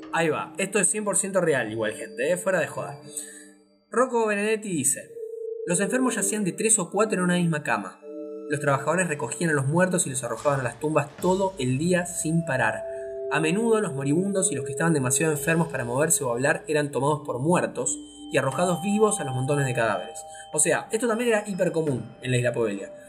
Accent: Argentina; como argentino tenemos dos madres patrias

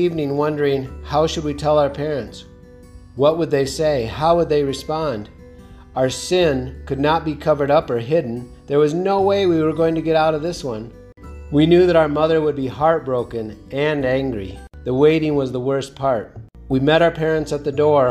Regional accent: Southwest, United States; I grew up in the Southwest, where people often made references to worshiping the white man's God

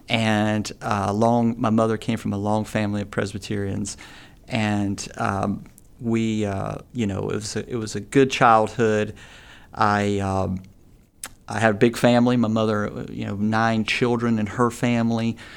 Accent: Appalachia, United States; being from an Appalachian family

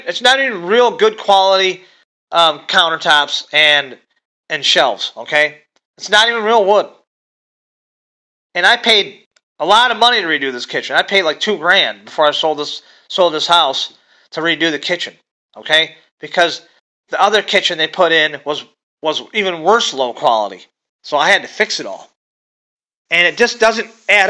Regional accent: Michigan, United States; I'm from Michigan

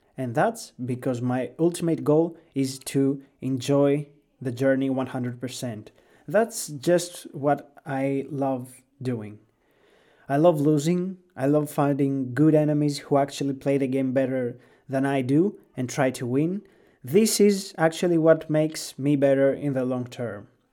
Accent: Greece; English is a second language; I was born and raised in Greece

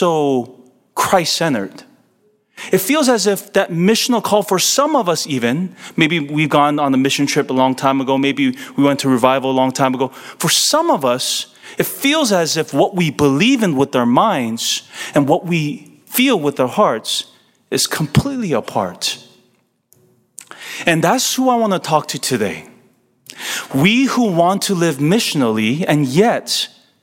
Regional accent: California, United States; I'm born and raised in California

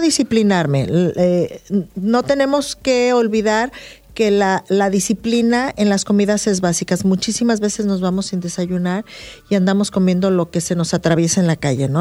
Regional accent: northern Mexico, Mexico; Yo me considero gente del norte

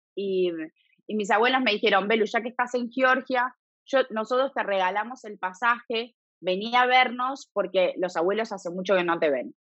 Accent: Buenos Aires, Argentina; moved away as an adult; also born or lived in Italy; now in Galicia, Spain; yo me crié 30 años en Argentina

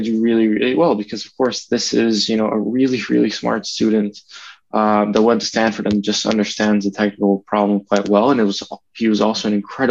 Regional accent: Venezuela; moved away as an adult; now in United States; grew up in Venezuela

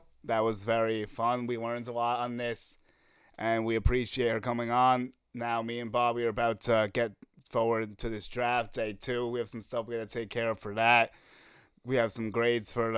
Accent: New Jersey, United States; I'm from Jersey

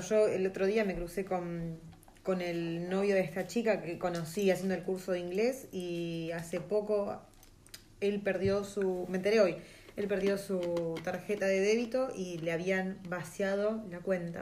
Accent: Argentina; moved away as an adult; now in New Zealand; Nosotros siendo Argentina

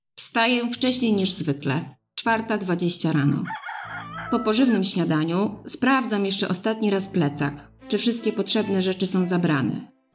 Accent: Mińsk Mazowiecki, Masovian Voivodeship, Poland; mojego rodzinnego miasta, Mińska Mazowieckiego, oddalonego 30 km od Warszawy

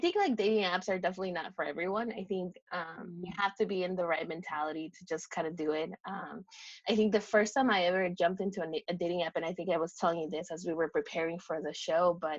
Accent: Woodburn, Oregon, United States; in Woodburn, because I did not want to date anyone from my hometown

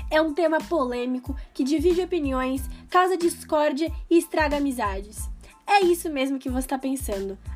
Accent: São Paulo, Brazil; eu, mesmo sendo paulista

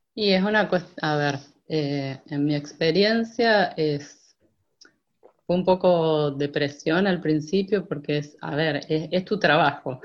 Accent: Santa Rosa, La Pampa, Argentina; moved away as an adult; also born or lived in Córdoba, Argentina; yo nací en Santa Rosa, La Pampa, y en el 2001 me fui para Córdoba

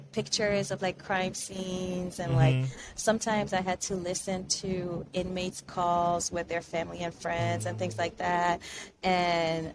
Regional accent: France; moved away as an adult; also born or lived in Benin; now in Miami, United States; I was born in France, so I'm also a French citizen

